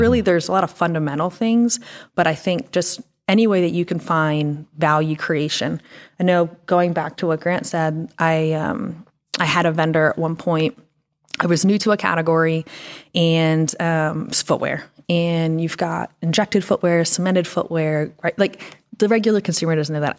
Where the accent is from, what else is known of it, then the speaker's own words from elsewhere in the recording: Pennsylvania, United States; also born or lived in Florida; now in Northwest Arkansas, United States; Pennsylvania, went to school in Florida